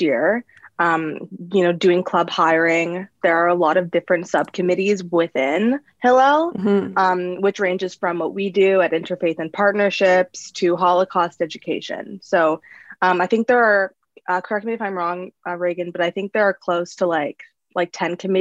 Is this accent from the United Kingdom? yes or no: no; Toronto, Ontario, Canada; I'm from Toronto, and I'm an English major